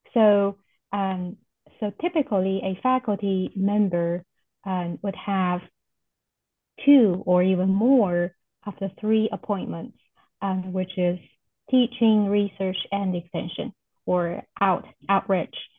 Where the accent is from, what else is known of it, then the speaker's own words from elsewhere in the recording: China; moved away as an adult; also born or lived in Oklahoma, United States; now in Nebraska, United States; I am originally from China and I came to US for graduate st study